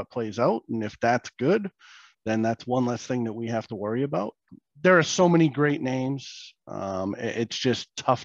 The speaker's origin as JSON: {"language": "English", "region": "New Hampshire", "country": "United States", "tie": "born or raised there", "said": "I'm a New Hampshire boy. I grew up in New Hampshire, left, went to the military, came back, set down roots in New Hampshire"}